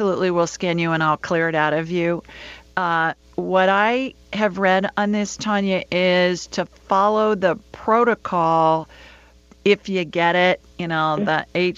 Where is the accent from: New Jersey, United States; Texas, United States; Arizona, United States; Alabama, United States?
Alabama, United States; also born or lived in Sioux Falls, South Dakota / Los Angeles; She's an Alabama girl like me.